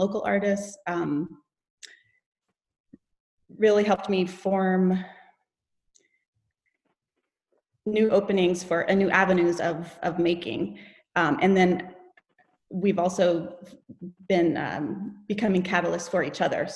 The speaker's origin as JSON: {"language": "English", "town": "Homer", "region": "Alaska", "country": "United States", "tie": "born or raised there", "said": "I grew up here in Homer"}